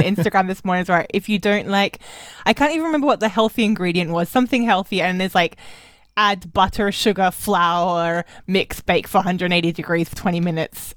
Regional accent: Australia; moved away as an adult; also born or lived in Germany; I'm an Australian who was in Germany for too long.

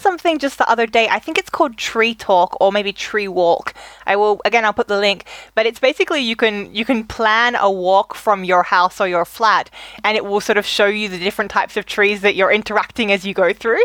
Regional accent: Australia; moved away as an adult; also born or lived in Germany; growing up in Australia

